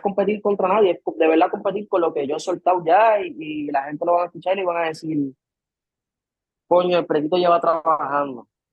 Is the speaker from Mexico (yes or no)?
no; Puerto Rico; soy de Puerto Rico de toda la vida